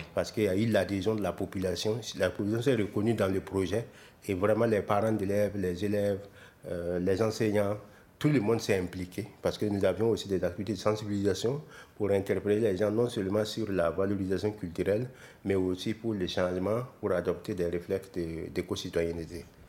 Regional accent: Burkina Faso

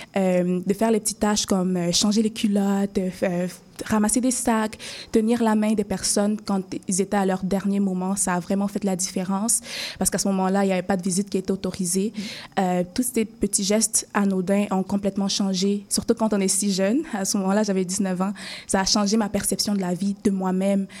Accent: Cameroon; moved away as an adult; now in Montreal, Canada; j'avais terminé mes études secondaires dans mon pays d'origine qui est le Cameroun

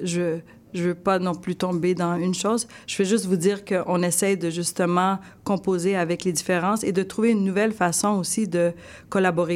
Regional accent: Sherbrooke, Quebec, Canada; J'ai grandi à Sherbrooke toute ma vie dans les cantons de l'Est.

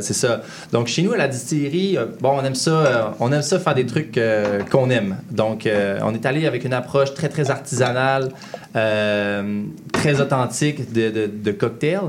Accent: Saint-David-de-Falardeau, Quebec, Canada; also born or lived in Lac-Saint-Jean; on vient de Saint-David de Falardo

